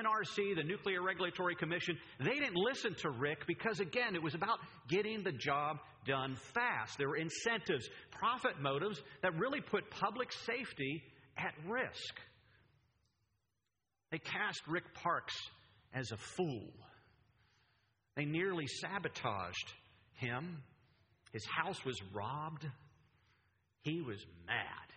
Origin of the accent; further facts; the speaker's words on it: Pennsylvania, United States; moved away; I'm from Pennsylvania, the Keystone State